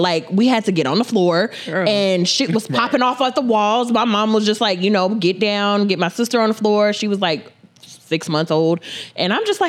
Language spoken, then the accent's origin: English; North Las Vegas, Nevada, United States; I grew up in the city of Las Vegas, North Las Vegas. I moved here back in 2002.